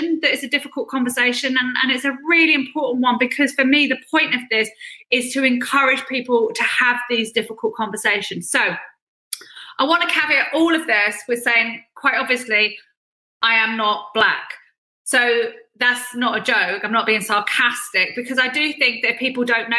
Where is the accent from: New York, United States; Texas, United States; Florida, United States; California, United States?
California, United States; I grew up in California